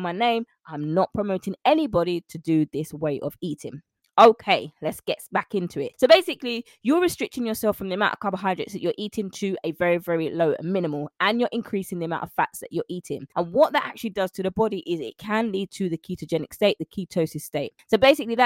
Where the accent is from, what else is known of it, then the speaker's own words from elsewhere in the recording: London, United Kingdom; I'm a Londoner. I'm from London, born and raised in the UK.